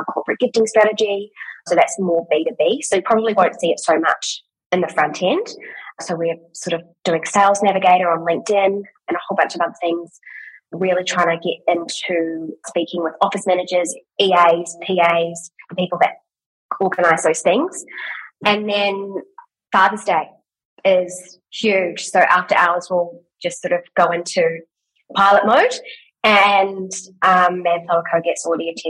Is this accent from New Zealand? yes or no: yes; New Zealand; now in Australia; I'm from New Zealand